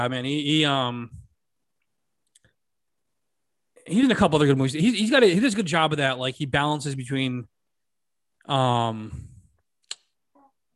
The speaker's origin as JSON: {"language": "English", "region": "Connecticut", "country": "United States", "said": "I'm from Connecticut"}